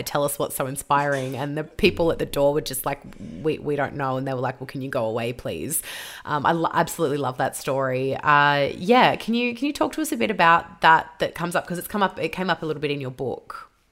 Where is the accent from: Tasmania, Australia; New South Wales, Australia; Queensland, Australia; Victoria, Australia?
Victoria, Australia; I'm from Victoria, so we had it rougher than anyone else in Australia